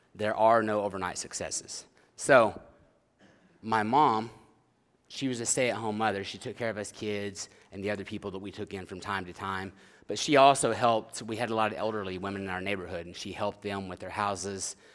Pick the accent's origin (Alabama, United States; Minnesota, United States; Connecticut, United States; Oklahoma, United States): Oklahoma, United States; moved away; I am from Oklahoma originally